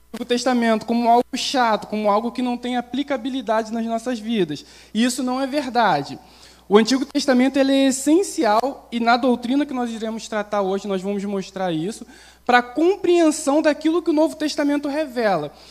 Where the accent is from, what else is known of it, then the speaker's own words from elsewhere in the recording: Baixada Fluminense, Rio de Janeiro, Brazil; also born or lived in Duque de Caxias; eu sou carioca, baixada fluminense